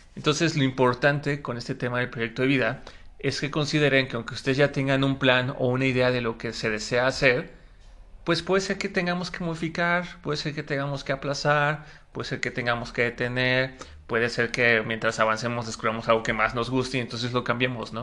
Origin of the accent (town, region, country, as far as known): Mexico